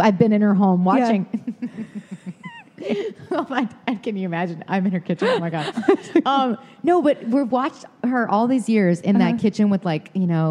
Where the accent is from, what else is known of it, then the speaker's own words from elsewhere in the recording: Detroit, Michigan, United States; accent: Michigan; moved away as an adult; also born or lived in New York City; I am from Detroit.